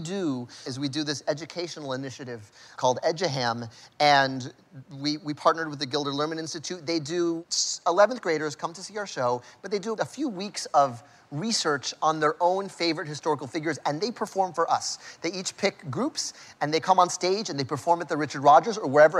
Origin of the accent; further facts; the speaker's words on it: Vega Alta, Puerto Rico; But my hometown, Vega Alta, is still without power, where my aunt and uncle and cousins, who I love very much and I'm very close to, we got matching tattoos, all live.